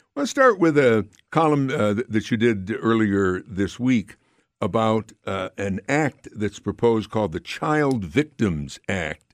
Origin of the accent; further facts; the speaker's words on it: Amsterdam, New York, United States; my hometown of Amsterdam